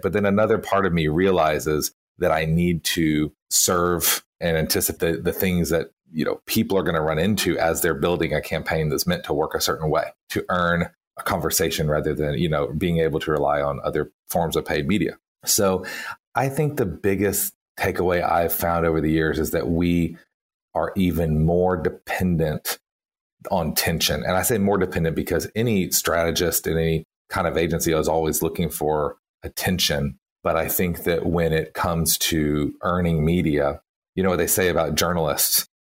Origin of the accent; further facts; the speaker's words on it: Texas, United States; moved away; you can hear from my accent. I was born and, and lived many years in Texas.